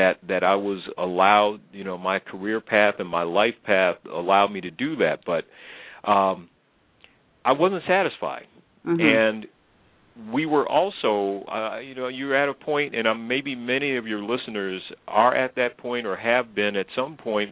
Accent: Illinois, United States; I grew up in Illinois, went to school in at a private college in southern Illinois

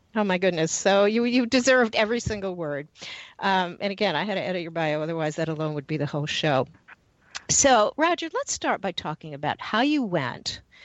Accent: New York City, New York, United States; I grew up in Manhattan

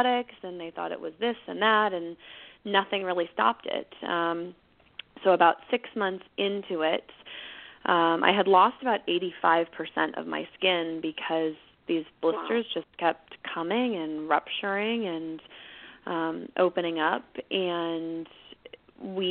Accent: Northern California, United States; I was born and raised in Northern California, and I'm still here

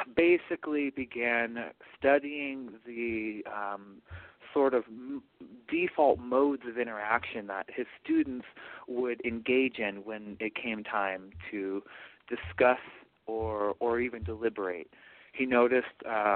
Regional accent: Portland, Oregon, United States; moved away; I am from Portland, Oregon

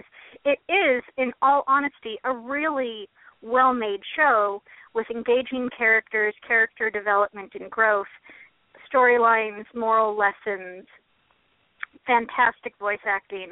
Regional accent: Metzger, Oregon, United States; I'm from Metzger. You still live there? I still live there

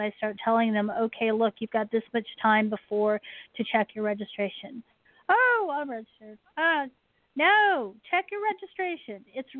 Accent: Maryland, United States; born there; I was born on Andrews, which is now called Joint Base Andrews, and it is an Air Force base

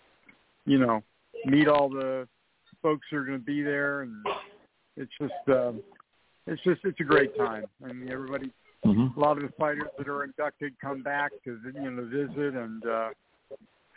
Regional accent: Detroit, Michigan, United States; I'm from Detroit, Michigan, and I take as much pride as I can in my hometown.

